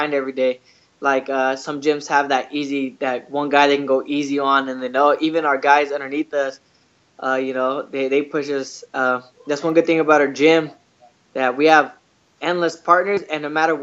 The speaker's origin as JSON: {"language": "English", "town": "Lemoore", "region": "California", "country": "United States", "said": "I'm from Lemoore, California"}